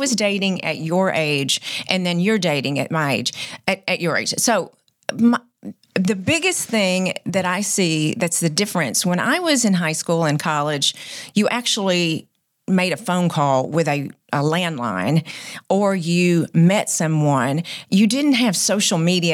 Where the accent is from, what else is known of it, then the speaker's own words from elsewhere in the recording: near Waco, Texas, United States; We went to Waco, was the big city from where we are.